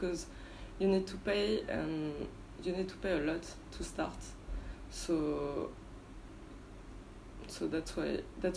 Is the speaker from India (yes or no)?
no; France; English is a second language; moved away as an adult; also born or lived in Galway, Ireland / Barcelona, Spain / United States; now in Ho Chi Minh City, Vietnam; I grew up in France